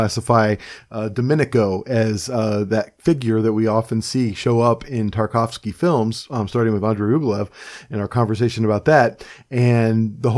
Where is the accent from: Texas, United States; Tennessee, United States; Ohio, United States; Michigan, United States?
Ohio, United States; Cleveland; now in Pennsylvania, United States; I'm a person who's also kind of displaced. I'm from Cleveland, Ohio, and I will probably never live there again.